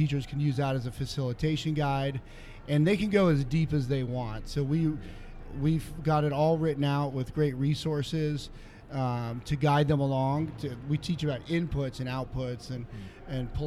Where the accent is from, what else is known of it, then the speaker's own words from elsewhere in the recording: San Francisco, California, United States; I'm from San Francisco, California, and I'm the head of education for Piper.